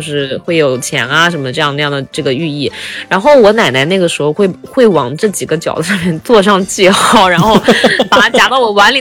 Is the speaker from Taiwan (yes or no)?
no; Shanxi, China; 我是山西人，我是可能靠内陆一点